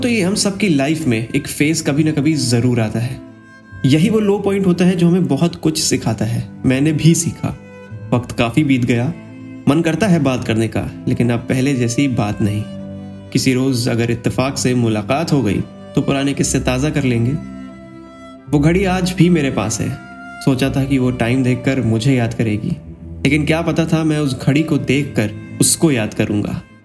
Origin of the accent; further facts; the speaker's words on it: Kanpur, Uttar Pradesh, India; हमारे शहर कानपुर